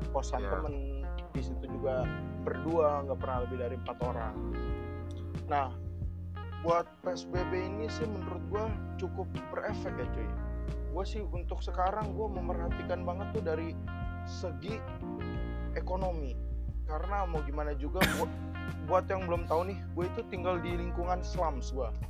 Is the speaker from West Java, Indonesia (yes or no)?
yes; Depok, West Java, Indonesia; Di kota gue sendiri nih, kota gue tercinta dari